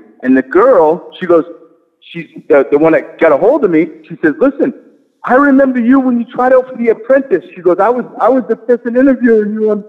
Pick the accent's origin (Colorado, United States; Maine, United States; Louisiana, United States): Maine, United States; Biddeford; accent: New England; Biddeford, Maine.